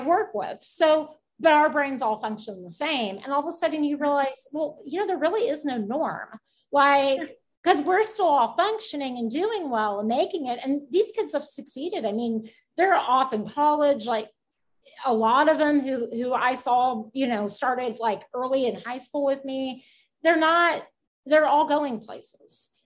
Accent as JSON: {"language": "English", "town": "Houston", "region": "Texas", "country": "United States", "tie": "born or raised there", "lives_now": "Kendall County, United States", "said": "I'm originally from Houston."}